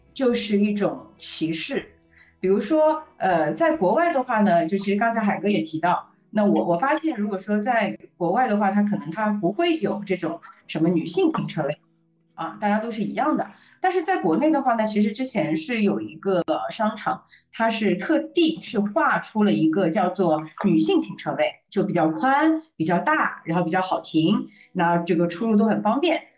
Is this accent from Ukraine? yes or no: no; Shanghai, China; 因为我可能是从小出生在上海，又是经历了独生子女的这样的一个大环境